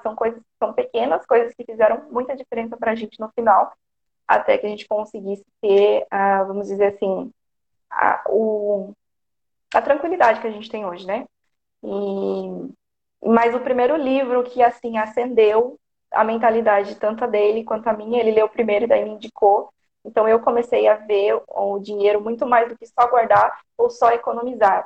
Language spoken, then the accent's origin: Portuguese; Porto Feliz, São Paulo, Brazil; Eu sou do interior de São Paulo, Porto Feliz